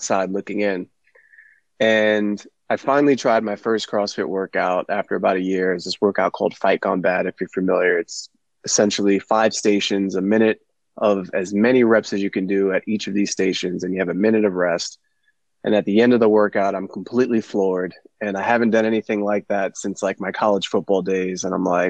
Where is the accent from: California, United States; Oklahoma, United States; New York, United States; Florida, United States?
New York, United States; New York City; also born or lived in Long Island, New York / Bayport, New York; I'm a New York native. I grew up in Brooklyn, moved here to Long Island in the middle of high school, ninth grade.